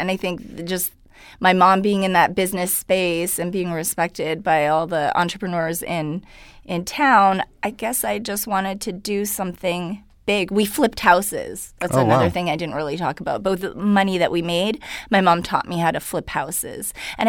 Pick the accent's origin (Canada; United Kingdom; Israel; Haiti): Canada; Vancouver, British Columbia; first language Hungarian; English is a second language; I was born in Vancouver.